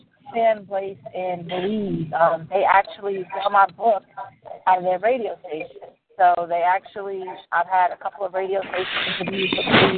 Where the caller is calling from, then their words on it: South Carolina, United States; I am calling from South Carolina.